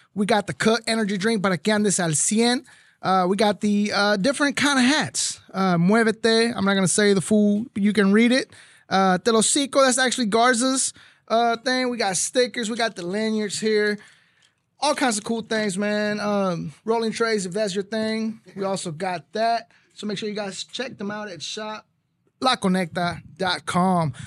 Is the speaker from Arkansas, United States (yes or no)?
no; McAllen, Texas, United States; I grew up in McAllen, Texas